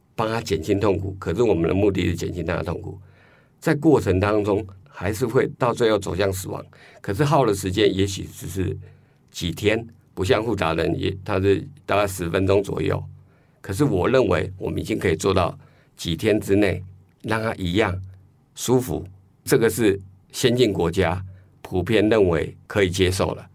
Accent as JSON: {"language": "Chinese", "country": "Taiwan", "said": "我们台湾人"}